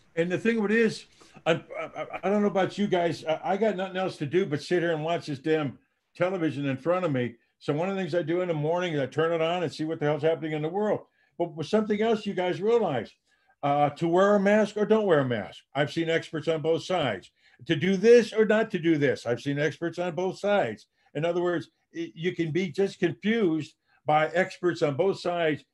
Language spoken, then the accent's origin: English; Dubuque, Iowa, United States; moved away as an adult; I'm a farm boy, born and raised in Dubuque, Iowa